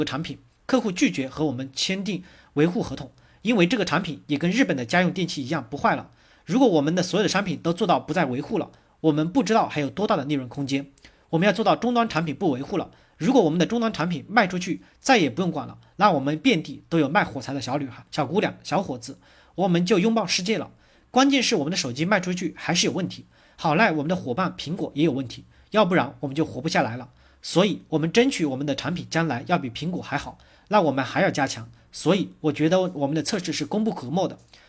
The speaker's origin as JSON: {"language": "Chinese", "country": "China", "said": "但我们中国人说假话的很多，所以我们在改变自己，使我们具有真实性、开放性、可批评性。"}